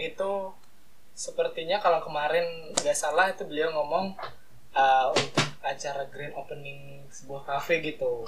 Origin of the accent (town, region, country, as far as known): Mataram, West Nusa Tenggara, Indonesia; moved away as an adult; also born or lived in Semarang